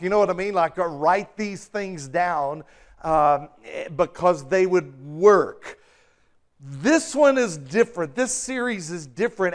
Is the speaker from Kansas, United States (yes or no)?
no; Texas, United States; moved away; When I was growing up in Texas